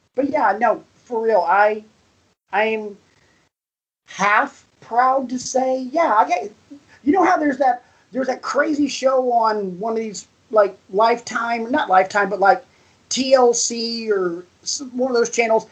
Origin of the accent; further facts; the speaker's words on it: the South, United States; me growing up in the South, I referred to my grandmother as Momo